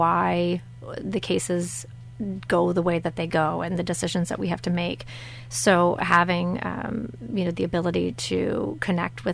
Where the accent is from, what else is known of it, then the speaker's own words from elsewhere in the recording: Centreville, Michigan, United States; I'm from St. Joseph County originally, born and raised here from Centerville